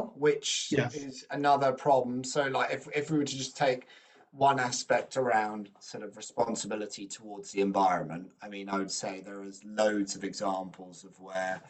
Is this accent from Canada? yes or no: no; United Kingdom; I'm British